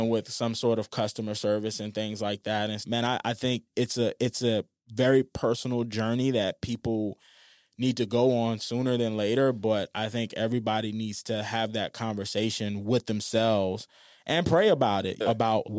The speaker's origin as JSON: {"language": "English", "town": "New Orleans", "region": "Louisiana", "country": "United States", "tie": "born or raised there", "said": "I remember when I was growing up in New Orleans, there was this guy named Ronald that worked at McDonald's."}